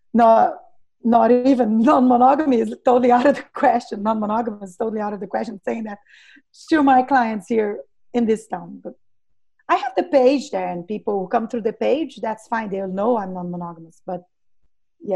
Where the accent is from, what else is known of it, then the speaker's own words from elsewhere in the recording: Brazil; I worked 4 or 5 years as a doula here in my hometown